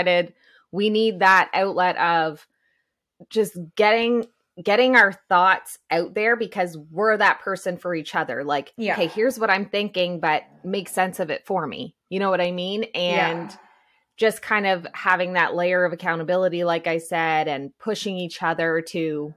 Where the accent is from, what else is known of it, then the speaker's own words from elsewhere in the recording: New Brunswick, Canada; also born or lived in Halifax, Nova Scotia; I was in Nova Scotia for 6 years and then moved back to my hometown in New Brunswick